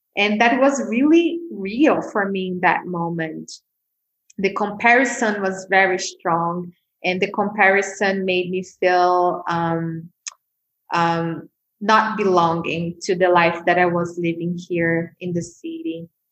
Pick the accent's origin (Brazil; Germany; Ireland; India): Brazil; São Paulo; moved away as an adult; also born or lived in Bali; I grew up in Brazil, in Sao Paulo, which is one of the biggest cities in, in the world.